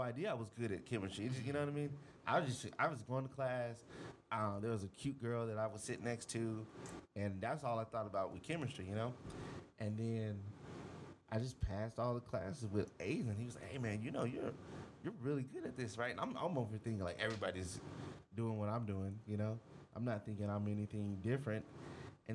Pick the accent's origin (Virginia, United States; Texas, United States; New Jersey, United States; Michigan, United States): Texas, United States; Houston; South Texas. I grew up in Houston